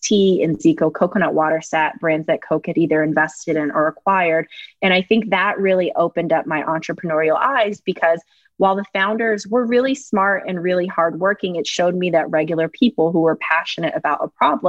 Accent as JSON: {"language": "English", "town": "Fayetteville", "region": "North Carolina", "country": "United States", "said": "I'm from Fayetteville, North Carolina"}